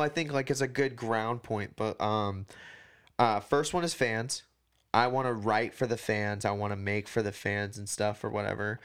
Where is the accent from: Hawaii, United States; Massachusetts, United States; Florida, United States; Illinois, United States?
Hawaii, United States; now in Portland, United States; I'm from Hawaii